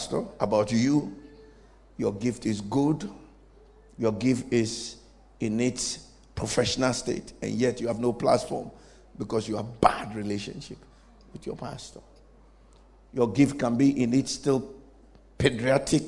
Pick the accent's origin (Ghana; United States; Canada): Ghana; I'm also a Ghanaian